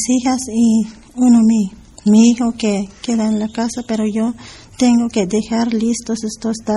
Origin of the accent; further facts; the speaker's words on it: 16 de Febrero autonomous municipality, Chiapas, Mexico; Spanish is a second language; Vengo del municipio 16 de febrero.